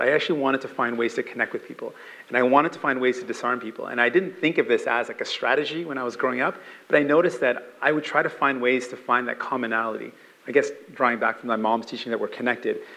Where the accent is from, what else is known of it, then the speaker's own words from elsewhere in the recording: Canada; also born or lived in St. John's, Newfoundland and Labrador, Canada / Windsor, Ontario, Canada / Brampton, Ontario, Canada; I learned how to swim in a park right across from where I grew up in mm. St. John's in Bowring Park